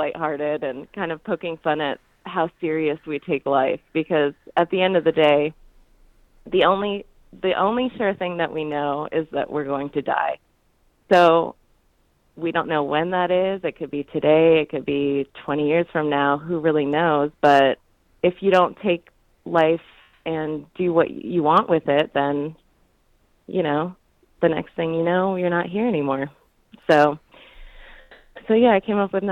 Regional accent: Clarkston, Michigan, United States; now in Las Vegas, United States; I'm actually from Michigan

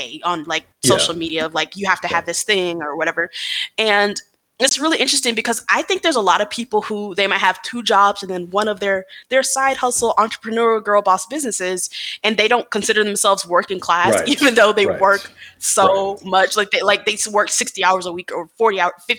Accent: Atlanta, Georgia, United States; I told people I was from the South, like, oh, I'm from Atlanta

